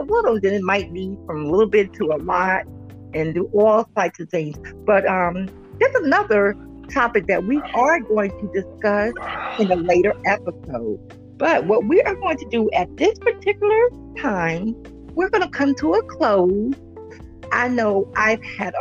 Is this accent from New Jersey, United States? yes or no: yes; New Jersey, United States; from Jersey all day